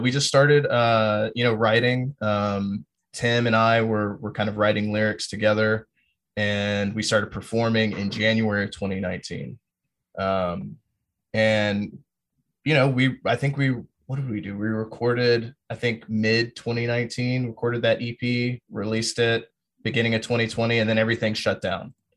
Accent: Fort Bragg, North Carolina, United States; also born or lived in Greensboro; now in Austin, United States; I'm from Fort Bragg and, you know, went to high school, like, twenty minutes north of Fayetteville

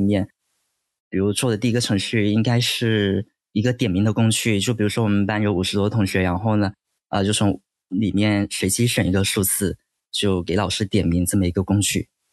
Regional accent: Qingyuan, Guangdong, China; 我长大的地方是清远嘛

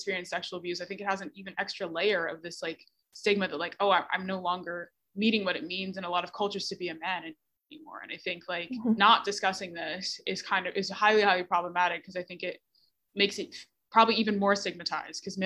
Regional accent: Bermuda; I'm from Bermuda

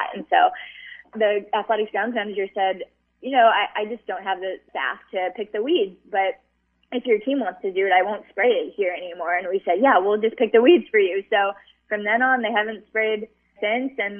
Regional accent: Hawaii, United States; moved away as an adult; when I was growing up in Hawaii

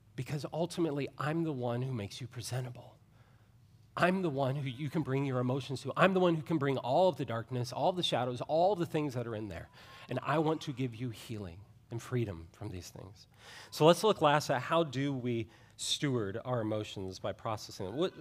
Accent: Ohio, United States; I grew up in Ohio

